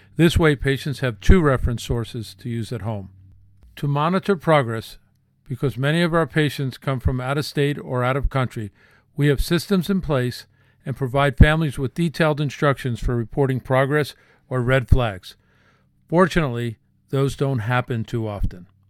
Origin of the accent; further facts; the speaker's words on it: New Jersey, United States; I grew up in New Jersey